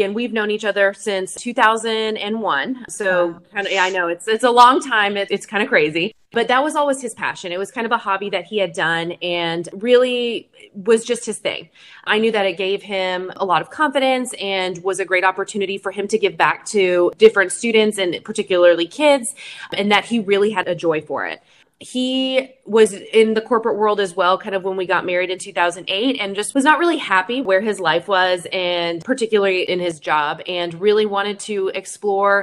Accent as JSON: {"language": "English", "town": "Coppell", "region": "Texas", "country": "United States", "tie": "born or raised there", "said": "the town that we grew up in Coppell."}